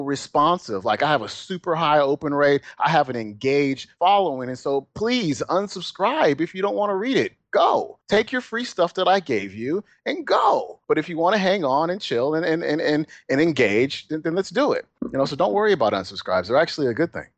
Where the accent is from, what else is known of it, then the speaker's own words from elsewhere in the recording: Oakland, Alameda, California, United States; we moved from Oakland where we were fairly well off, you know, both my mom and dad, they worked, my dad did really well. And then my parents got divorced and I moved with my mom and my brother to Alameda